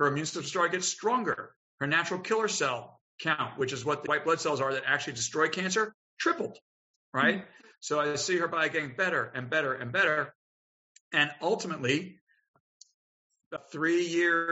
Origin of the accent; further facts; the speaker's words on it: Long Island, New York, United States; moved away as an adult; now in Richmond, United States; I was from Long Island